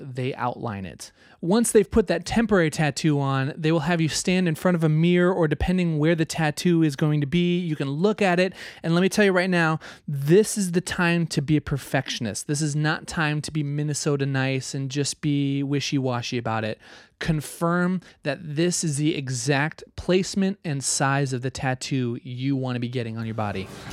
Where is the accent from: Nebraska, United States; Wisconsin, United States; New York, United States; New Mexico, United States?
Nebraska, United States; I grew up in Nebraska